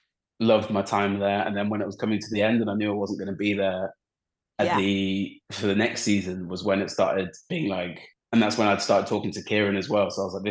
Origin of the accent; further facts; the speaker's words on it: England, United Kingdom; especially growing up in England, you're very comfortable, like around the language, around everything, like you're fine.